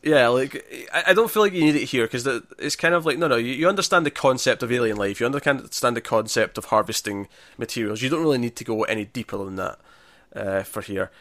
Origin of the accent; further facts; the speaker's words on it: Scotland, United Kingdom; it's kinda funny being Scottish